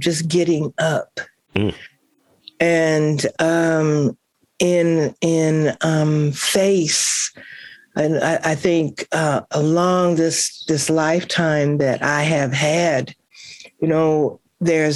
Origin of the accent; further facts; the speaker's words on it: Kansas City, Missouri, United States; moved away; I'm from Kansas City, Missouri